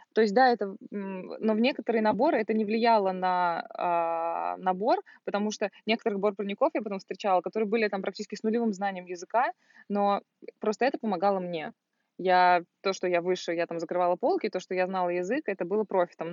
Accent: Volgograd, Volgograd Oblast, Russia; moved away as an adult; я из Волгограда, и я там заканчивала

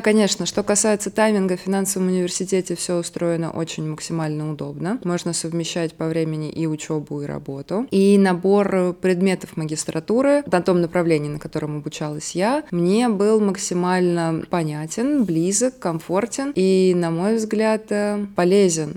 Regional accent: Moscow, Russia; Я изначально из Москвы, соответственно, когда училась в бакалавриате, я жила с родителями

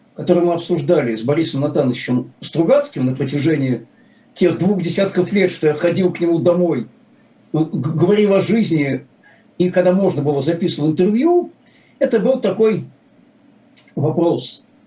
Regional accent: Saint Petersburg, Russia

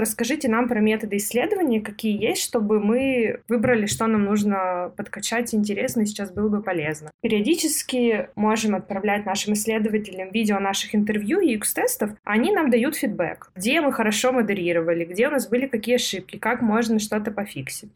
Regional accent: Perm, Perm Krai, Russia; moved away as an adult; also born or lived in Prague; Я из Перми

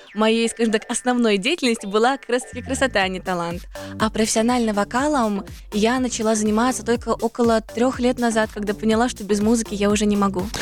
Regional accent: Almaty, Kazakhstan; moved away as an adult; also born or lived in Moscow; Я родилась в Алматы

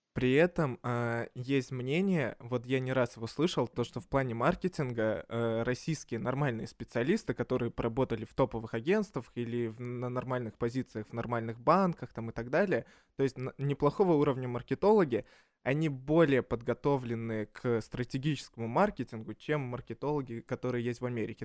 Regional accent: Minsk, Belarus; now in Russia; я из Минска

